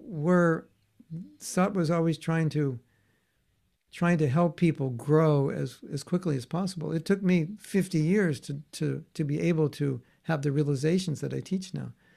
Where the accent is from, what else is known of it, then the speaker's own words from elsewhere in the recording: United States; normal young man growing up in America